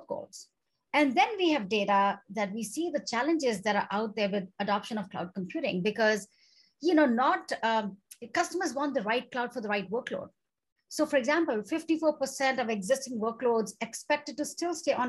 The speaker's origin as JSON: {"language": "English", "country": "India", "moved": "yes", "said": "I come from India"}